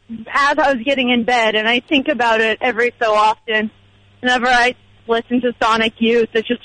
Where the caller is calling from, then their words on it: Los Angeles, California, United States; Um, this is … from Los Angeles.